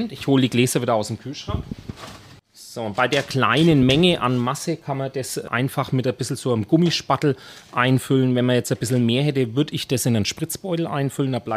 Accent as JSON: {"language": "German", "town": "Nuremberg", "region": "Bavaria", "country": "Germany", "said": "Aber natürlich als Nürnberger und als Lebkuchenexperte auch ist die Variante schon auch sehr schön."}